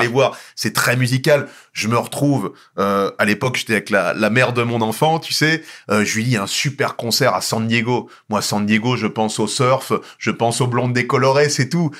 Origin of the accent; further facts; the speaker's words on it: Nogent-sur-Marne, Île-de-France, France; j'ai grandi à Nogent-sur-Marne